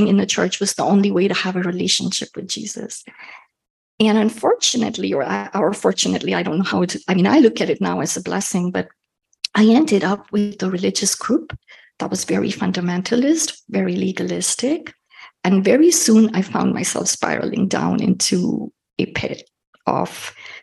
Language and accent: English; India; I grew up in India